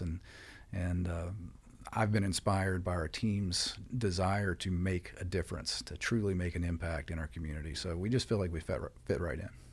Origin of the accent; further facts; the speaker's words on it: West Virginia, United States; moved away as an adult; also born or lived in North Carolina; now in Clear Lake, Texas, United States; I'm from the East Coast originally. I grew up in West Virginia